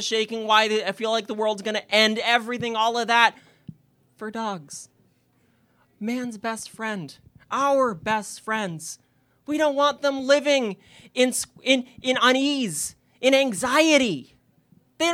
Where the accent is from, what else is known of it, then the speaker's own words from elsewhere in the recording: Kitchener, Ontario, Canada; I'm from Kitchener, Waterloo, and I'm here to pitch to you my company, Accessawoof